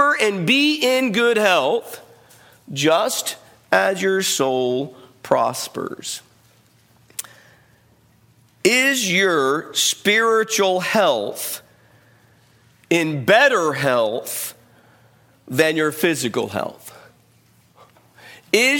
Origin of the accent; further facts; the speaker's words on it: United States; we, as Americans, we live in a culture